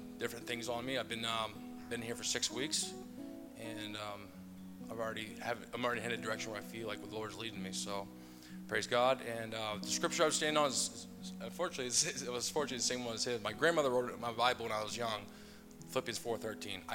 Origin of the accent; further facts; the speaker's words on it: Maine, United States; moved away as an adult; now in Rochester, United States; I'm originally from Maine, but I moved to Rochester about a year and a half ago